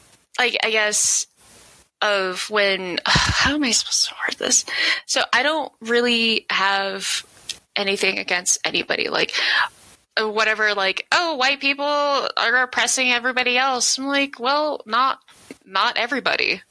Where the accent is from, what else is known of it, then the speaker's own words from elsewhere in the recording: Denver, Colorado, United States; I am from the southwest corner of Denver, where it's pretty much Federal Boulevard, which is pretty ghetto and stuff